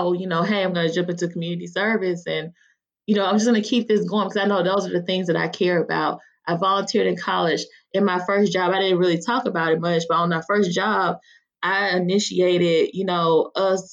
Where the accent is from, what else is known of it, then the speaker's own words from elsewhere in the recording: Mississippi, United States; I grew up in, you know, rural Mississippi